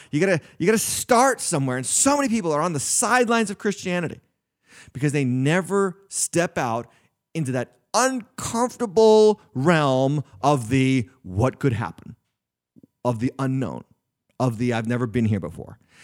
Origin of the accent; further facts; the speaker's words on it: New England, United States; I was raised in the north. I was raised in New England. I've been in New England in my whole life.